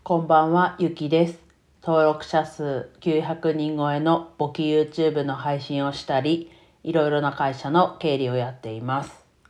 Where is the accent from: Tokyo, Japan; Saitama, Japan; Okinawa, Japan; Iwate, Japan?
Iwate, Japan; 自分はね、岩手県出身なので